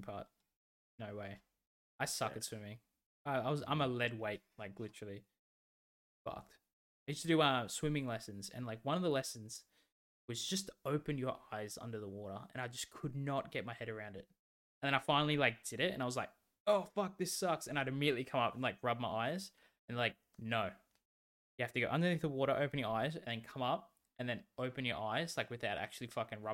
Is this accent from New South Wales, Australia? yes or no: no; Victoria, Australia; like everyone from my hometown, like a lot of people went to this caravan park